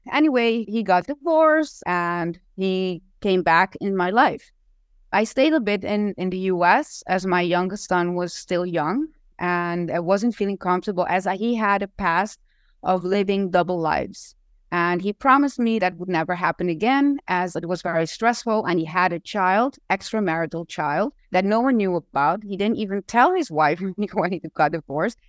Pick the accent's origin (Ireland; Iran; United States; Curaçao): Curaçao; now in Aruba; I was not from Aruba. I was born in Curacao